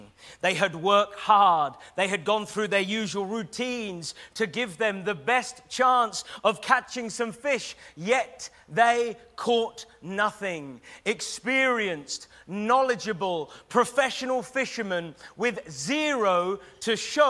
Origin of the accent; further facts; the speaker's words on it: Taverham, East of England, United Kingdom; moved away as an adult; now in Norwich, United Kingdom; I'm a Norwich boy. In fact, I was raised in Taverham